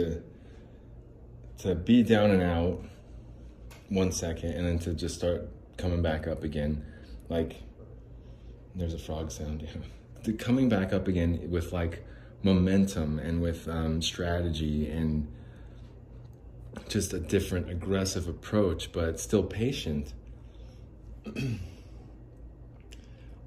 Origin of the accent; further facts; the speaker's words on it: Phoenix, Arizona, United States; also born or lived in Salt Lake City, Utah; I'm from Salt Lake City, Utah. Well, I'm from Phoenix